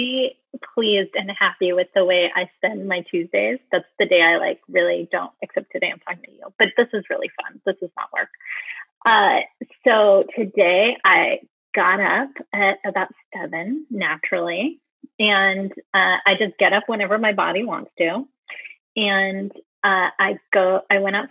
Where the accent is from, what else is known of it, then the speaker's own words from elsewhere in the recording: California, United States; now in New York, United States; I'm a California girl at heart